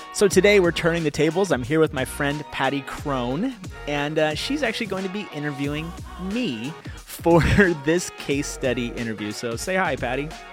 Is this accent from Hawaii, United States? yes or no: no; Fremont, California, United States; also born or lived in Oakland, United States / Davis, United States / Benicia, United States; I was born in Oakland. I moved to Fremont. I went to school in Davis, which is like an hour and a half away, which is like the furthest I've ever lived away